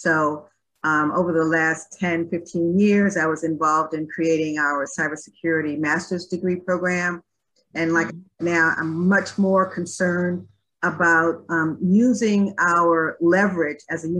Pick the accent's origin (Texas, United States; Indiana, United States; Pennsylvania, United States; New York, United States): New York, United States; Brooklyn; moved away as an adult; now in Washington, United States; I actually was born and raised in Brooklyn, New York. Far from there now. I moved out of New York when I was in my early 20s, which has been quite a while ago. So I'm not even sure if I still identify with being a Brooklynite. I don't have the accent anymore